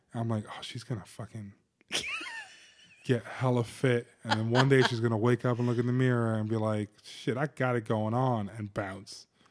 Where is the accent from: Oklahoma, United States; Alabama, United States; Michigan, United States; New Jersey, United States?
New Jersey, United States; I'm from Jersey